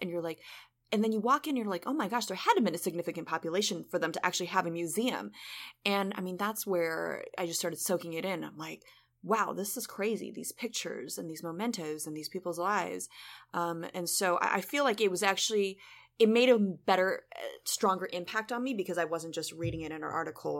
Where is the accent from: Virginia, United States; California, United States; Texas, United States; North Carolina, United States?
California, United States; Southern; I grew up in Southern California my whole life. I had never been to Mississippi.